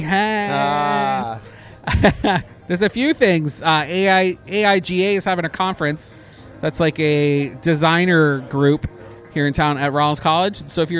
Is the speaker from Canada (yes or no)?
yes; Canada; now in United States; I'm Canadian